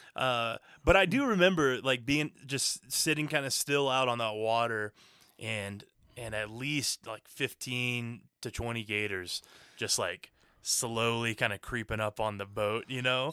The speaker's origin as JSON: {"language": "English", "region": "Florida", "country": "United States", "tie": "born or raised there", "said": "we grew up in Florida"}